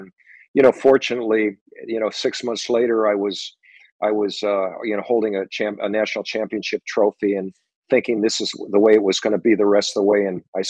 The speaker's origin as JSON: {"language": "English", "town": "Minneapolis", "region": "Minnesota", "country": "United States", "tie": "born or raised there", "said": "having him be an icon and a mentor for me growing up in Minneapolis"}